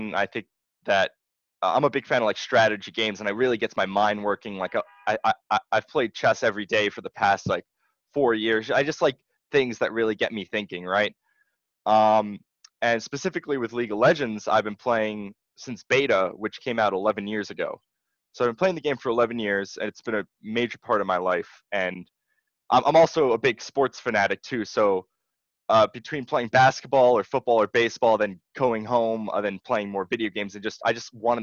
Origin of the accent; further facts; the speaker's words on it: Monmouth County, New Jersey, United States; I'm from New Jersey, in Monmouth County.